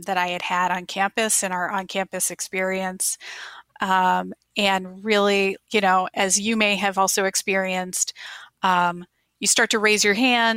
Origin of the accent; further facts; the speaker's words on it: Maryland, United States; moved away as an adult; also born or lived in Nashville, Tennessee / San Diego, California; I grew up, my husband and I are high school sweethearts. So we met in middle school and, in Maryland